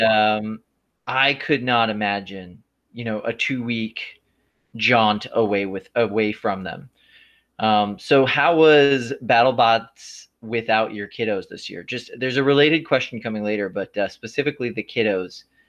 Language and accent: English; Clearwater, Florida, United States; I'm from Florida